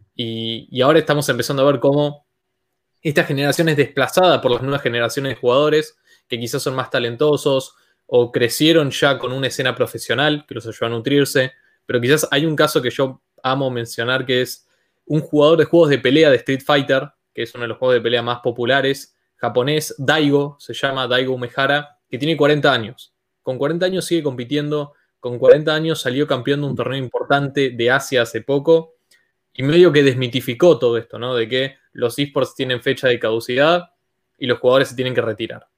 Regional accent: Argentina

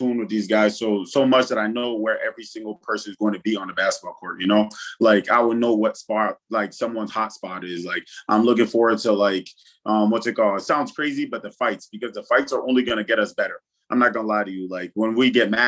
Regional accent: Worcester, Massachusetts, United States; also born or lived in Fargo, North Dakota; my hometown listed as I'll forever be listed as is Worcester, Massachusetts

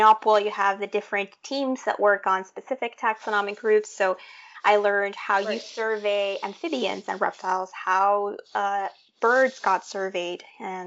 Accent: Tegucigalpa, Francisco Morazán, Honduras; moved away; that was the degree that was being offered in my hometown of Tegucigalpa

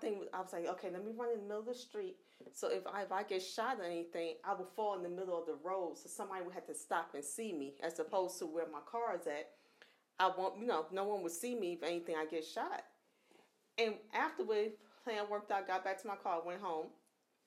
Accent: New York, United States; moved away; I'm from New York

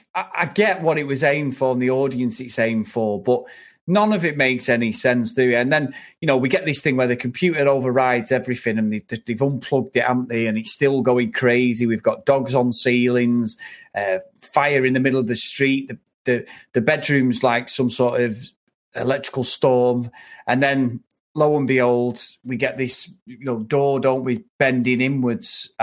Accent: England, United Kingdom; we're both English

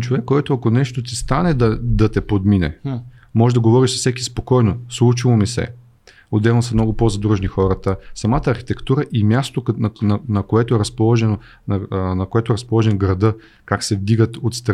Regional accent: Plovdiv, Plovdiv Province, Bulgaria; Аз съм роден в Тракия, роден съм в Плоди, в задния ми двор са родопите

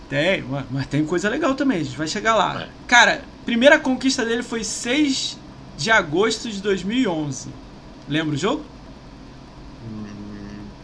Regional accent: Rio de Janeiro, Brazil; Eu sou do Rio

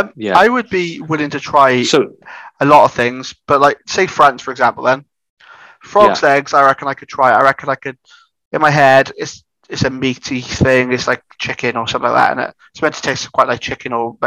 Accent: Wales, United Kingdom

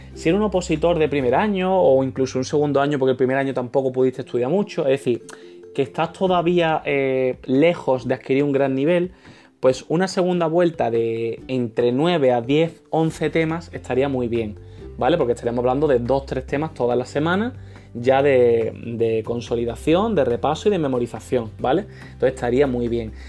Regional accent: Málaga, Andalusia, Spain; yo soy de costa, de Málaga

